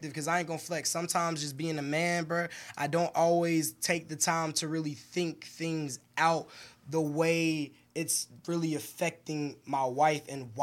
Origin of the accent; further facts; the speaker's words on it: New York City, New York, United States; I'm from Brooklyn and mom's Georgia.